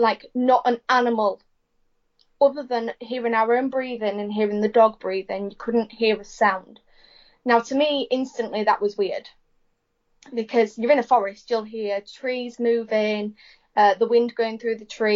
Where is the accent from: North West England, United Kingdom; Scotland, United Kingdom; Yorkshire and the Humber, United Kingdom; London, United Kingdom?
Yorkshire and the Humber, United Kingdom; Hornsea; We're from Hornsey, which is right on the east coast